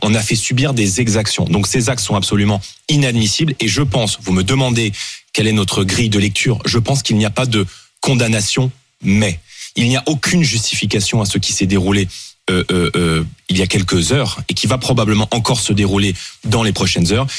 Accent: Seine-Saint-Denis, Île-de-France, France; j'ai grandi en Seine-Saint-Denis

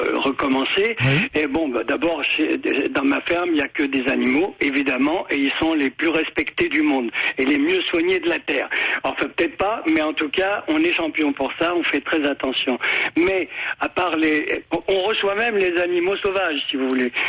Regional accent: Normandy, France; en tant que Normand

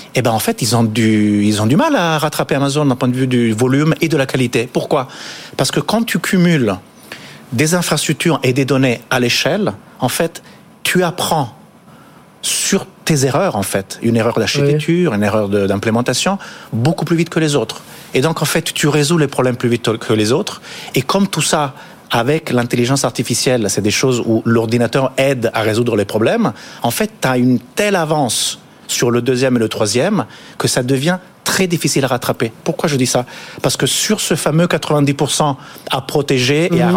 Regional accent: Italy; now in France; moi je suis italien

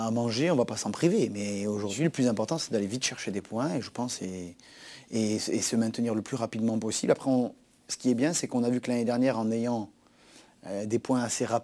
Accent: Corsica, France; c'était par exemple un derby Bastia-Ajaccio où je sais que c'est quelque chose de très fort pour ma région.

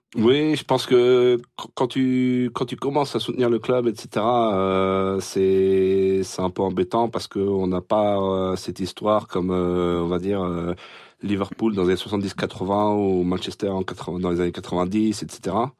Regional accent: Rouen, Normandy, France; ma mère est d'ici. Euh, j'ai grandi sur euh, sur Rouen

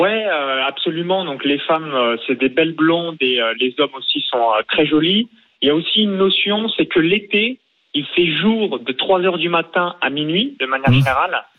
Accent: near Chalon-sur-Saône, Bourgogne-Franche-Comté, France; now in Estonia; j'ai grandi dans un petit village de moins de 100 habitants à 20 km de Chalon-sur-Saône

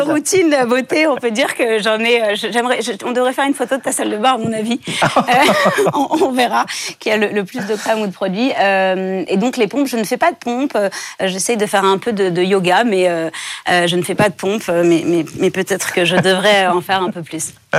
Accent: France; j'ai grandi en France

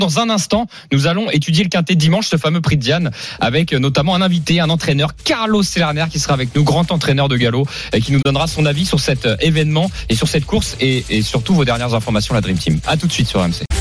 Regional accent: Normandy, France; je suis normand

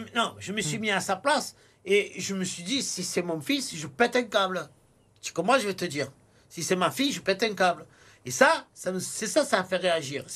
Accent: Marseille, Provence-Alpes-Côte d'Azur, France

